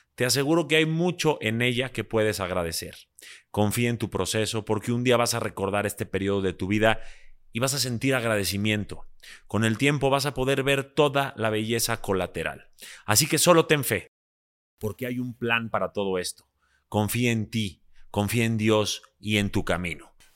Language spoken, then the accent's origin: Spanish; Mexico; yo soy también eh, mexicano-libanés